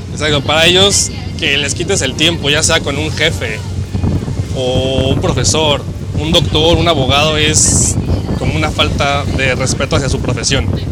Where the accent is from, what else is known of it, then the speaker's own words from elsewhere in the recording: Mexico; moved away as an adult; now in Germany; cuando enseñas el pasaporte mexicano, le dices soy de México